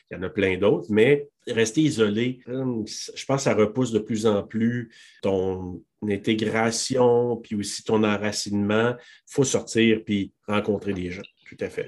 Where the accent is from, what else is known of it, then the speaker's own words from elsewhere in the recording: Quebec, Canada; chez nous, au Québec